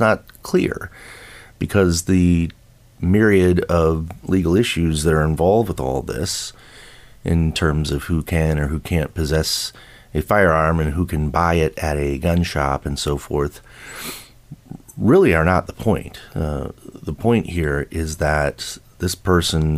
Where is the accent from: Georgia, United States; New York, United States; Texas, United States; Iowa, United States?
New York, United States; Buffalo; moved away; I grew up in Buffalo, New York.